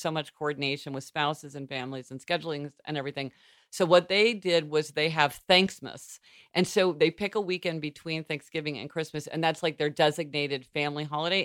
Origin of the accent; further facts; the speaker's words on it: Missouri, United States; moved away; being from Missouri